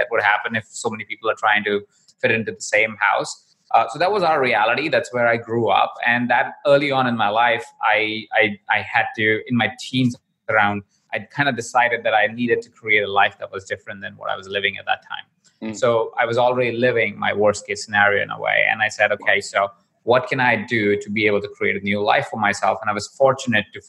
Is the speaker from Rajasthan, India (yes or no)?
yes; Jaipur, Rajasthan, India; I was born in Jaipur. I was 20 in a household of about 23 other people. Jaipur is a small town in India. That's where I was born. And I grew up there as well.